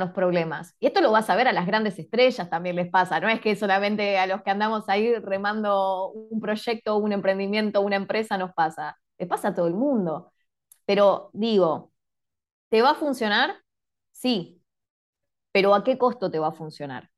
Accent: Quilmes, Buenos Aires Province, Argentina; yo soy de Quilmes, de la ciudad de Quilmes

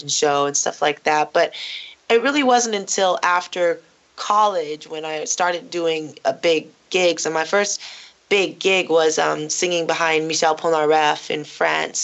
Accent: Los Angeles, California, United States; I was born in North Hollywood, and I grew up in the center of North Hollywood and the Valley and all of L.A.

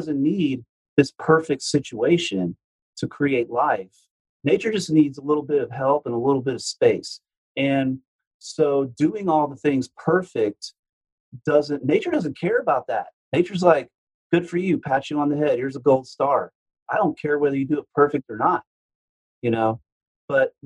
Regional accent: Houston, Texas, United States; I'm from Houston, so I grew up in the South

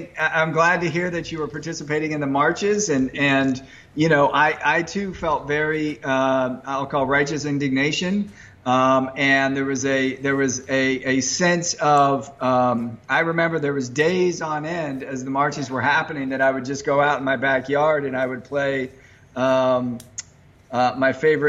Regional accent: San Francisco, California, United States; I grew up in San Francisco

